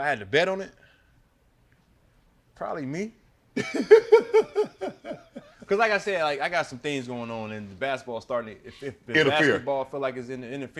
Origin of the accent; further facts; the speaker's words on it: Illinois, United States; I'm from Illinois